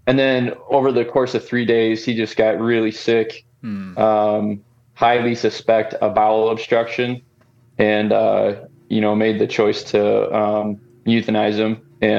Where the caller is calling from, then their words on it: Rochester, Minnesota, United States; I'm calling from Rochester, Minnesota. And so southeast corner of the state, most famous for Mayo Clinic.